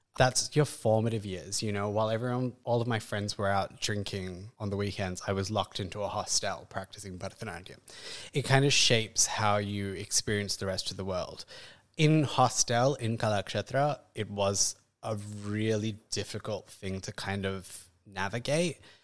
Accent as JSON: {"language": "English", "town": "Perth", "region": "Western Australia", "country": "Australia", "tie": "born or raised there", "moved": "as an adult", "lives_now": "India", "said": "growing up, I grew up in Perth in the early nineties"}